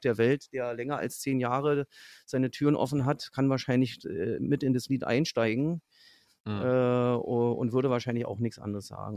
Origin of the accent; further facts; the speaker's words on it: Fürstenwalde, Brandenburg, Germany; meine Heimatstadt Fürstenwalde liegt so im so im mehr oder weniger Speckgürtel von Berlin